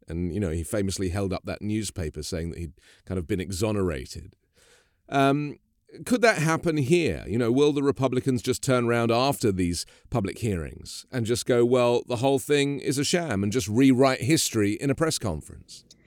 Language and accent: English; United Kingdom; now in United States; a British person living in America